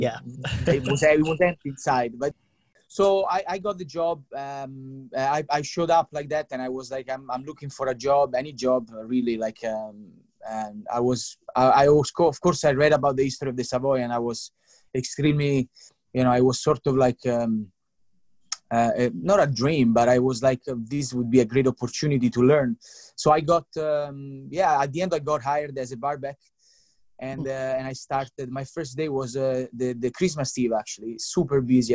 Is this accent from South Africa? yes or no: no; Italy; moved away as an adult; also born or lived in London; I'm from Italy.